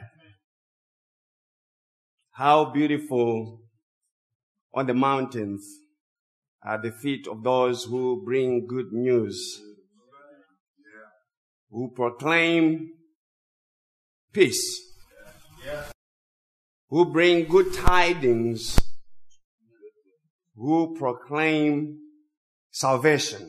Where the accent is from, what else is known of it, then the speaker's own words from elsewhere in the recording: Zimbabwe; English is a second language; moved away; English is my second language. I grew up in Zimbabwe.